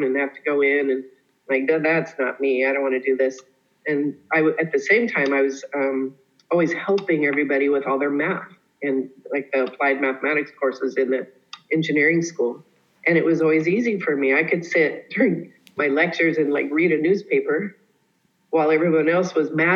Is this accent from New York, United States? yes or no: no; Colorado, United States; I grew up in Colorado